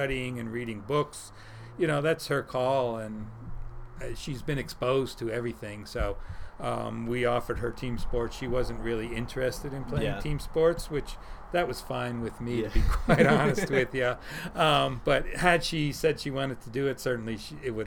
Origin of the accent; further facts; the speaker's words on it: between Philadelphia and New York, Northeast, United States; I grew up in the Northeast, just in between Philly and New York.